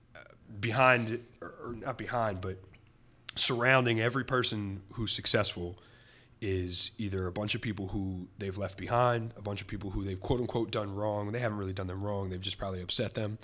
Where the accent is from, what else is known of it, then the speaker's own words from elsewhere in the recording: Reading, Pennsylvania, United States; my hometown of Reading.